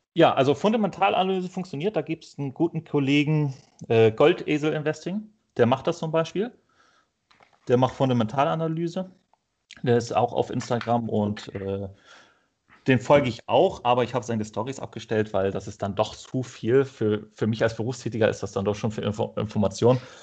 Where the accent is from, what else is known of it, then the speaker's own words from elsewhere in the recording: Northern Germany, Germany; Ich komme ja aus Norddeutschland